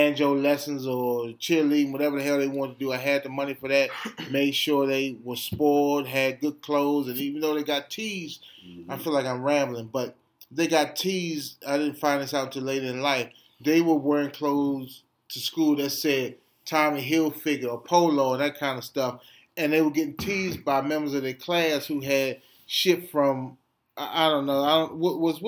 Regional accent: Washington, District of Columbia, United States; we grew up in the Adams Morgan community

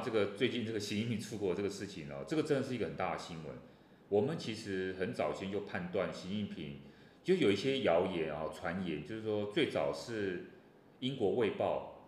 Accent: Taiwan; 我们台湾人自己

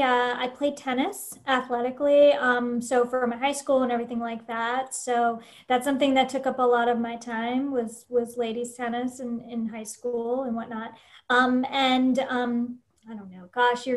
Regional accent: Seaford, Delaware, United States; moved away as an adult; also born or lived in Washington, District of Columbia, United States; now in Northern Virginia, United States; So I've been living in Northern Virginia and DC for the last 20 years. So originally I'm from Southern Delaware and then came here to this area, to DC, to go to college.

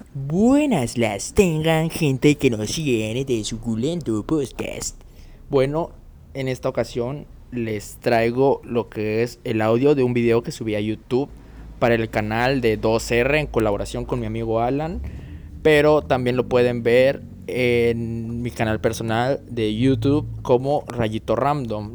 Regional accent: Chiapas, Mexico; de aquí de donde soy, de las Chuapas

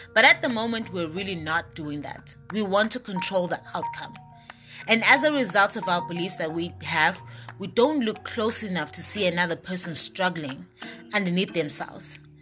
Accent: Eswatini; moved away as an adult; also born or lived in Norman, Oklahoma, United States / Manzini, Eswatini; when I came back to my home country from Norman, Oklahoma, and I came back to Swaziland, I was living in Manzini, Eswatini

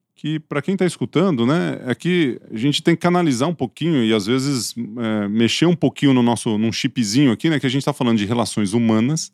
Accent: Ituverava, São Paulo, Brazil; accent: caipira; eu sou de Tuverava

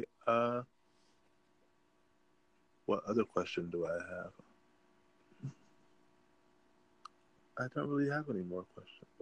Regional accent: Michigan, United States; I'm from Michigan

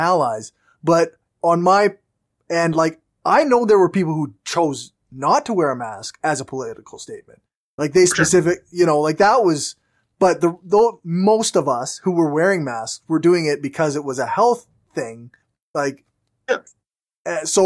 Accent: Regina, Saskatchewan, Canada; I'm from Regina.

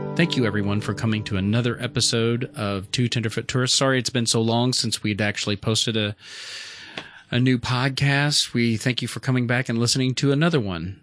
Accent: Canada; I come from Canada

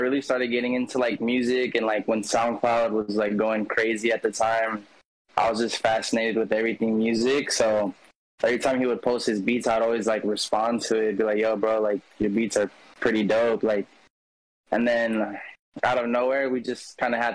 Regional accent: California, United States; I'm from California

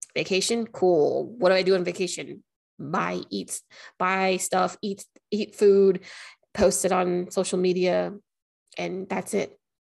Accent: Anchorage, Alaska, United States; moved away as an adult; now in Las Vegas, United States; I'm actually from Anchorage, Alaska. I moved to Nevada, Las Vegas, Nevada in 2021.

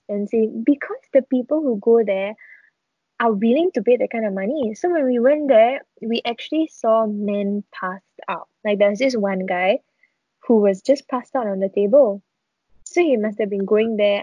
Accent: Singapore

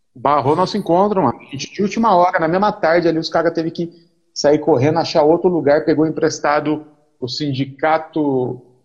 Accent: Mogi, São Paulo, Brazil; Eu sou de Mogi

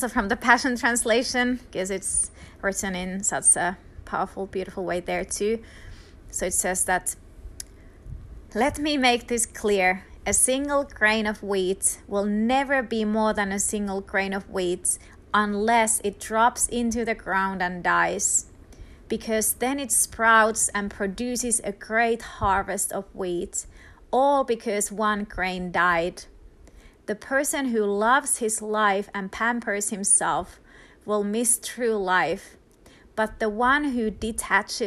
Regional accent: Finland; first language Finnish; English is a second language; moved away; Finland, my home country

